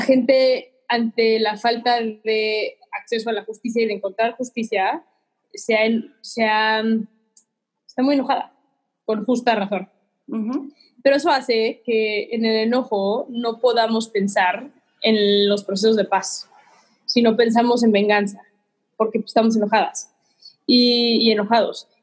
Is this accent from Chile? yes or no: no; Mexico; Soy mexicana de corazón, amo ser mexicana